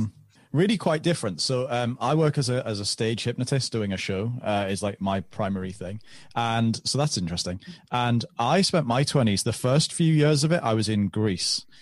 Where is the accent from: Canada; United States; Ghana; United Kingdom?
United Kingdom; moving back to my hometown where I still am.